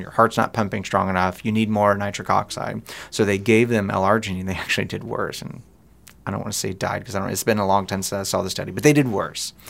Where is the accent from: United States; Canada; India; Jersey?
United States; we're American